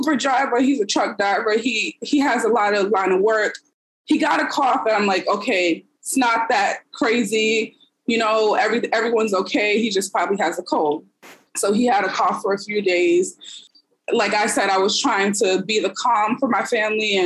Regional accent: New York City, New York, United States; I am from the Bronx, New York

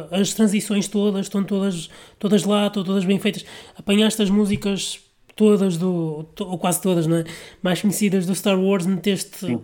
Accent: Vila Nova de Gaia, Norte, Portugal; eu sou de Gaia

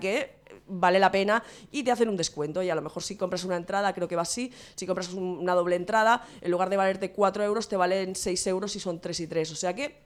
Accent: Santa Coloma de Gramenet, Catalonia, Spain; tengo un par de talleres en, en mi pueblo, en Santa Coloma de Grabanet

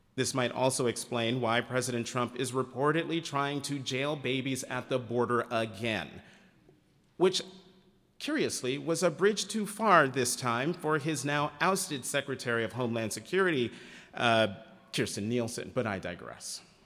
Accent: United States; as an American

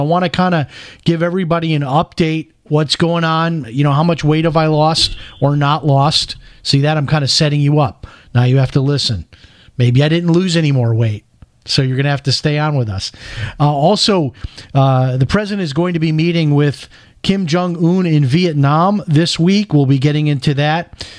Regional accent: Chicago, Illinois, United States; I grew up in Chicago, so you can imagine, and they were on even worse things than that.

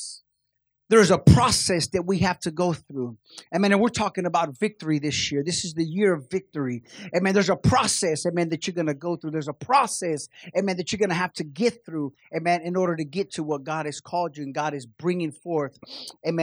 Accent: Kansas City, United States; We're from Kansas City

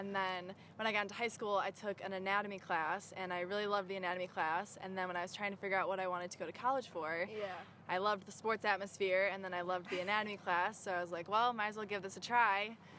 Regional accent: Malta, Illinois, United States; moved away as an adult; now in Michigan, United States; I'm from a small town called Malta in Illinois. It's near Northern Illinois University, if people know where that's at.

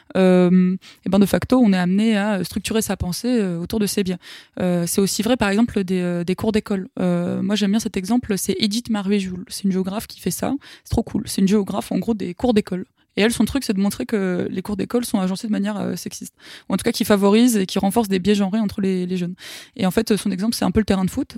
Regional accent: France; en tant que Français

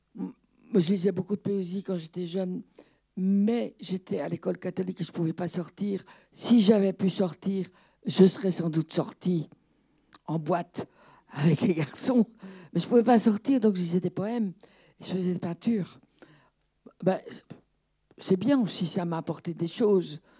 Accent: Brussels, Brussels-Capital Region, Belgium; moi je suis belge, j'habitais Bruxelles, enfin, bruxelloise

